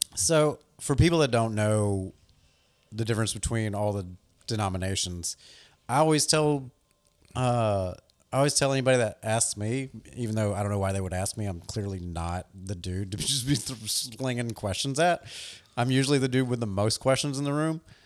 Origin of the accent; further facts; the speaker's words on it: the South, United States; growing up in the South as a skateboarder